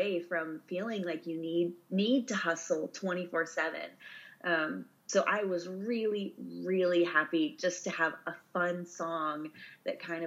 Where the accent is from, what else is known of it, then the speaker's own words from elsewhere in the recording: Missouri, United States; moved away; my farm I grew up on in Missouri